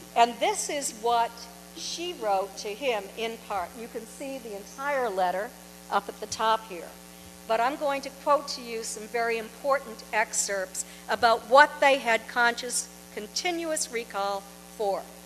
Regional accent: Kingston, New Hampshire, United States; moved away as an adult; also born or lived in Portsmouth, New Hampshire / Exeter, New Hampshire; now in Florida, United States; I now live in Florida. I've been there for seven years, but I was born in Portsmouth. I grew up in Kingston

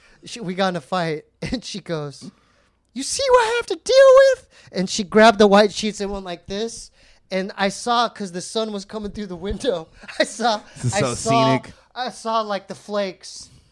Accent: San Diego, California, United States; born or raised there

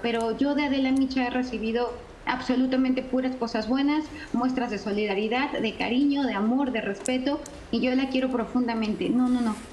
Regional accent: Mexico; los mexicanos somos especialmente cálidas, los mexicanos somos personas que damos la bienvenida

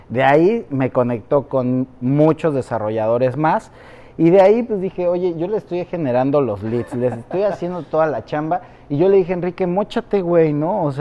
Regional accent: Mexico City, Mexico; now in Riviera Maya, Mexico; Ciudad de México.

